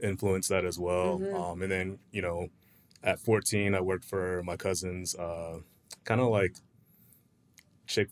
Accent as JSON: {"language": "English", "town": "Winter Haven", "region": "Florida", "country": "United States", "tie": "born or raised there", "said": "I grew up in, born and raised in Florida. Mm-hmm. Winter Haven's about an hour away near Legoland"}